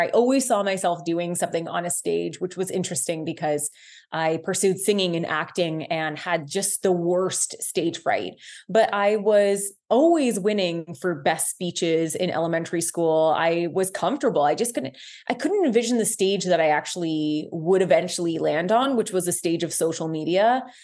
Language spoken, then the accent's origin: English; Guelph, Ontario, Canada; moved away as an adult; I am from Guelph, Ontario. I'm back in my hometown.